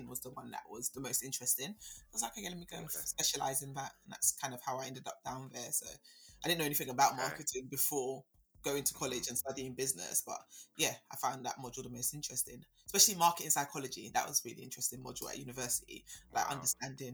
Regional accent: London, United Kingdom; also born or lived in Birmingham; I was born and raised in Southeast London

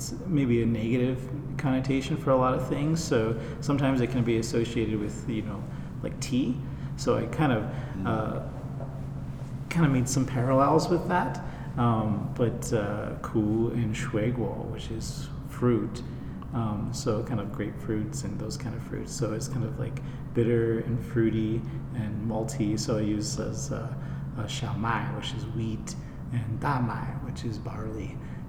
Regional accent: Colorado, United States; moved away as an adult; also born or lived in China; I was born here in Colorado, actually, in this area.

